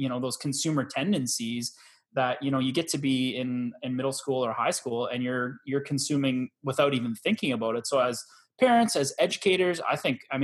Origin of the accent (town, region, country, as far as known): Canada